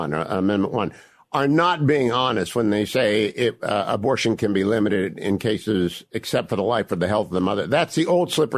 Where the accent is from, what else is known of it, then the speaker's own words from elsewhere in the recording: Ohio, United States; my home state governor